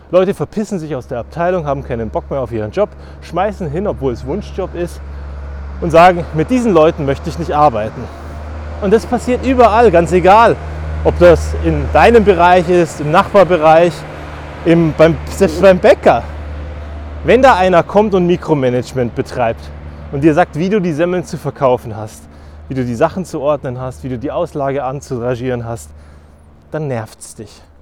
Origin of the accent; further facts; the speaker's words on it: Germany; Weil im Feiern sind wir Deutsche wahnsinnig schlecht.